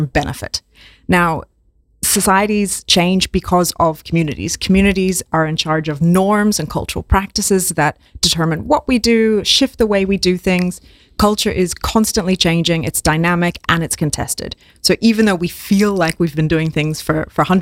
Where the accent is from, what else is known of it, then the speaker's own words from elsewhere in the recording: Australia; I'm from Australia